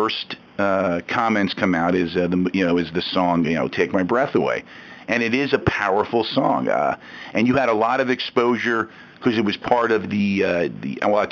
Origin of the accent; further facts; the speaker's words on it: Jersey Shore, New Jersey, United States; now in Philadelphia, United States; I grew up in the Jersey Shore, but we, of course, got the Philly stations